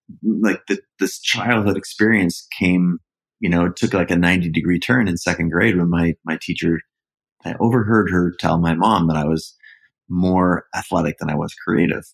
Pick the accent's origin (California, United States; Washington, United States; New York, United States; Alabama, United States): Washington, United States; Seattle; I was an only child, born and raised in Seattle, up in the northwest corner of the States.